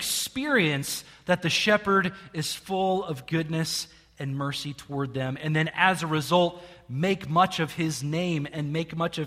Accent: Jerseyville, Illinois, United States; I grew up in Jerseyville, Illinois, which is not far from here, half an hour north of here

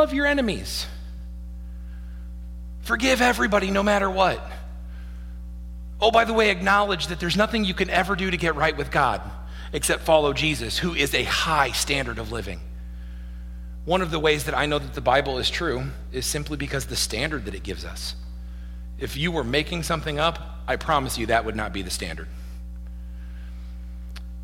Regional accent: Midwest, United States; I was born in the Midwest

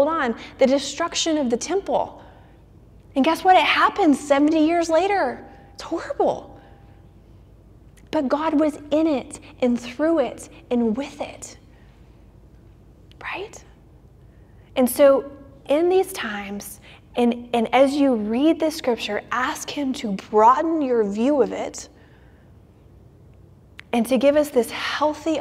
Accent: Orlando, Florida, United States; my hometown of Orlando

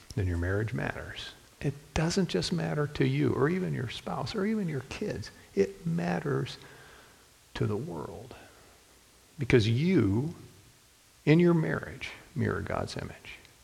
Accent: Toledo, Ohio, United States; I was born and raised in Toledo

